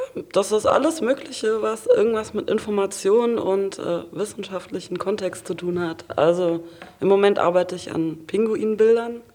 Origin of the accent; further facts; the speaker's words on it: near Frankfurt, Hesse, Germany; moved away as an adult; now in Hamburg, Germany; ich komme aus der Nähe von Frankfurt